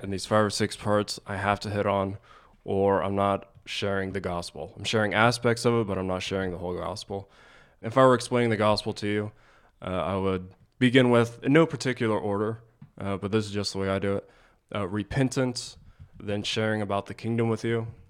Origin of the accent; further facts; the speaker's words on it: Springfield, Ohio, United States; I grew up in Ohio, Springfield, Ohio